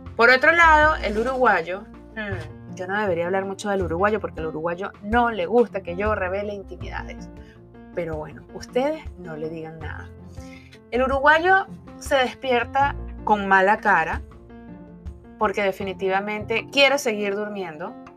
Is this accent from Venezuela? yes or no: yes; Caracas, Capital District, Venezuela; moved away as an adult; now in South Florida, United States; Soy venezolana, nací en la bella ciudad de Caracas hace 45 años